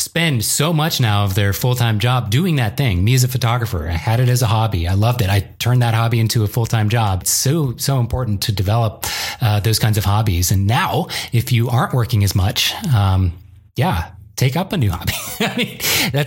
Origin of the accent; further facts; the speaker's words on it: Virginia, United States; also born or lived in DC, Maryland region; I grew up in Virginia originally